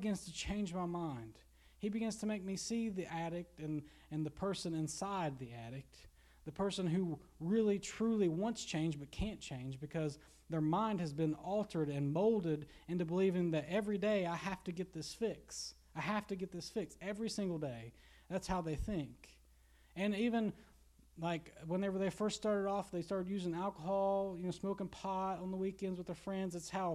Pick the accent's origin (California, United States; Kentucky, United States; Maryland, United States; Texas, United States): Kentucky, United States; Garrison; growing up in Garrison, where you see a lot of addicts here.